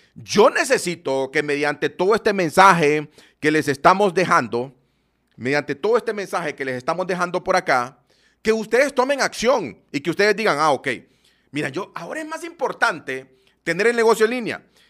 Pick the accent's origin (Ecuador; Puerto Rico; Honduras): Honduras; Yo soy de Honduras